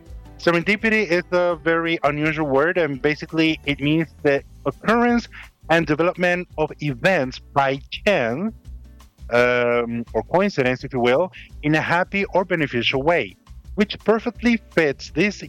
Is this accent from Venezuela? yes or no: yes; Venezuela; As most of you know, I'm from Venezuela. I grew up there.